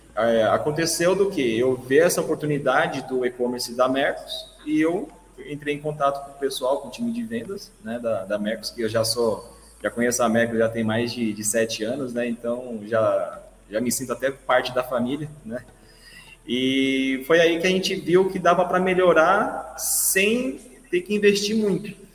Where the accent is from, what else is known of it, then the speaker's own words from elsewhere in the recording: Guarulhos, São Paulo, Brazil; eu sou de Guarulhos